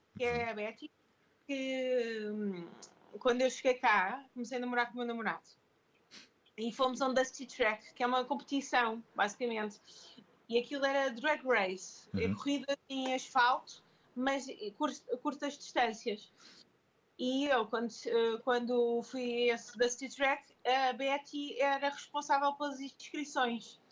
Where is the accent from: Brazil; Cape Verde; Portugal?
Portugal; Lisbon; now in Porto, Portugal; eu mudei-me para o Porto, eu sou de Lisboa